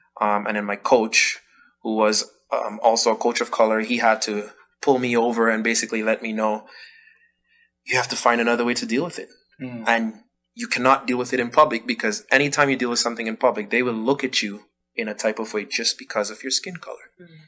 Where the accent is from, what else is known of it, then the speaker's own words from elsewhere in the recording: Dominica; also born or lived in Ottawa, Canada; now in Canada; I grew up in Dominica. So in growing up, I never had to worry about all what I've been hearing since I moved to Canada. And I went from growing up in Dominica to now coming to Canada